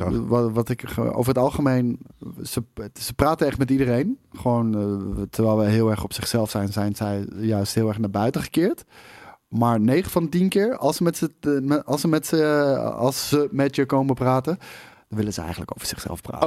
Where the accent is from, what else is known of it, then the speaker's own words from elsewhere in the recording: Netherlands; als Nederlanders